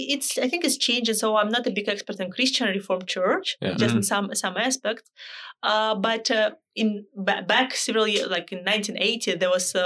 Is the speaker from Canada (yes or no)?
yes; Canada; Okay, so I can say I'm a Canadian with Dutch roots. Yes, we have Dutch roots.